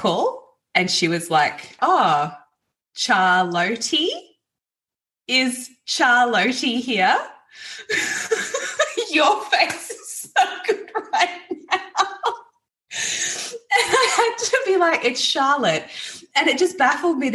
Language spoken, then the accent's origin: English; Gold Coast, Queensland, Australia; moved away; also born or lived in Melbourne, Victoria; I grew up on the Gold Coast and I lived in Melbourne for 15 years